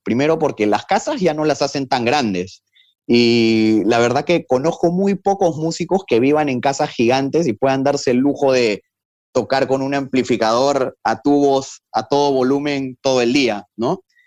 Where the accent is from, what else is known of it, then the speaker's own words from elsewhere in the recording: Peru; Yo les decía, de Perú.